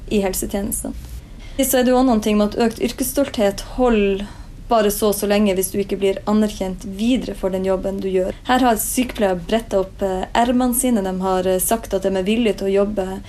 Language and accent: Norwegian; Northern Norway, Norway; now in Oslo, Norway; hjemme i Nord-Norge